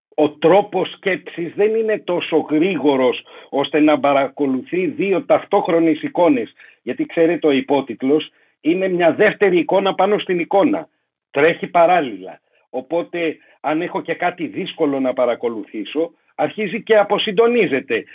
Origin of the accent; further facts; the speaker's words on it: Greece; Εγώ είμαι Έλληνας, ναι.